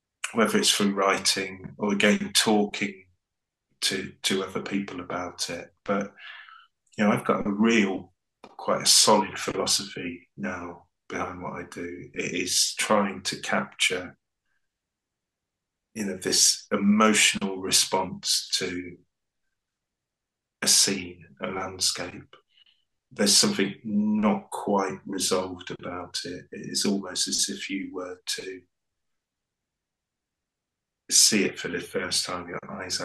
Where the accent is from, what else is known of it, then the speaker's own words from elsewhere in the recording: East Anglian Fens, East of England, United Kingdom; moved away as an adult; also born or lived in Devon / Cornwall / London; I grew up in the East Anglian Fens